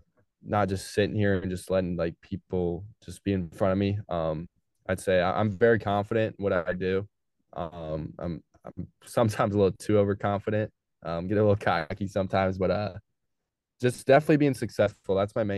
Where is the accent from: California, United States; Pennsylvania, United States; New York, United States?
California, United States; Modesto; I'm from Modesto, which is not near Sacramento. So like, I'm kind not really from LA.